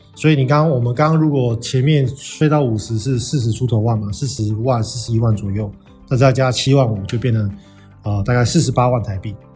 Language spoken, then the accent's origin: Chinese; Taiwan; moved away as an adult; 我们是台湾人嘛